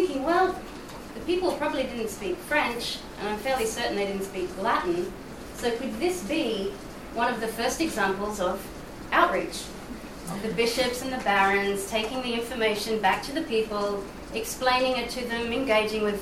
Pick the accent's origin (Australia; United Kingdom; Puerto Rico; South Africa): Australia; now in Brussels, Belgium; I'm based in Brussels. I'm actually from Australia